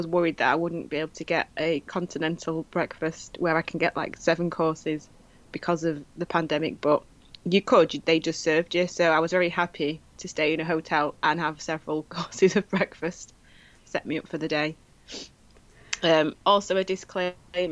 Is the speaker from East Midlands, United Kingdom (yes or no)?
no; Manchester, North West England, United Kingdom; I've come from Manchester.